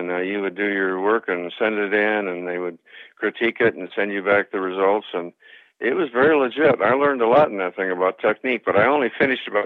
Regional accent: Long Beach, California, United States; I grew up in Long Beach.

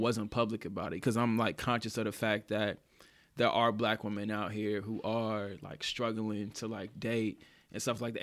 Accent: the South, United States; now in Oregon, United States; I'm from the South

